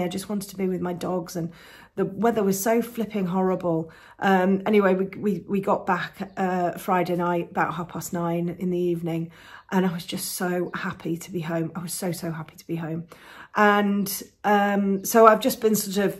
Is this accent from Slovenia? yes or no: no; England, United Kingdom; No, I'm from England